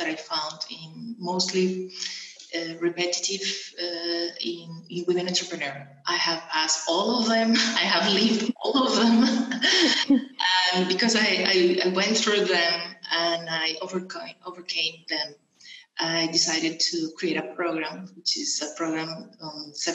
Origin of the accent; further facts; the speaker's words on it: Venezuela; moved away as an adult; also born or lived in England; now in Portugal; I was born in Venezuela. And then I moved from Venezuela when I was 21 years old. I moved to England